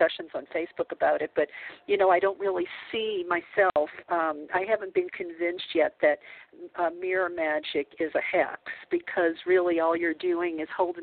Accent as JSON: {"language": "English", "region": "the South", "country": "United States", "tie": "born or raised there", "said": "I grew up in the South, a Catholic"}